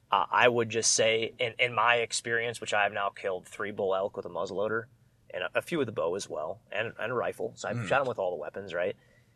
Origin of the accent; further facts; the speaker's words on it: Wisconsin, United States; moved away as an adult; also born or lived in Sidney, Nebraska / Denver, Colorado; I grew up in Wisconsin.